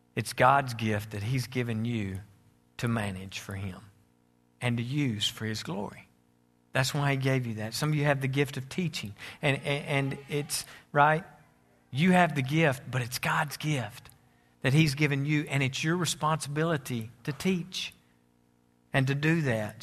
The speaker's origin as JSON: {"language": "English", "country": "United States", "said": "I'm American"}